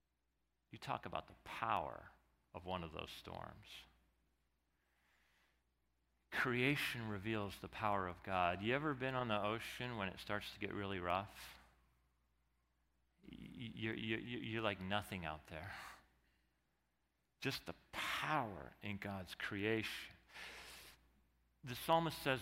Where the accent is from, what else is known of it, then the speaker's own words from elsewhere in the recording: Arizona, United States; one of the things I love about growing up in Arizona